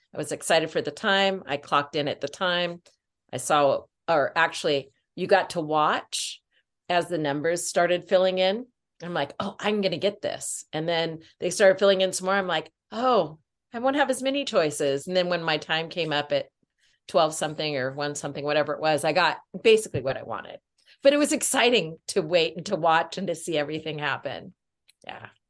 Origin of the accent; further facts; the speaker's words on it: Washington, United States; I born and raised in Washington State